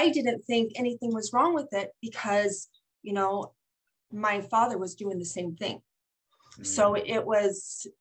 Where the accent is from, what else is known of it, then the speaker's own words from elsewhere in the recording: St. George, Utah, United States; I'm from St. George, Utah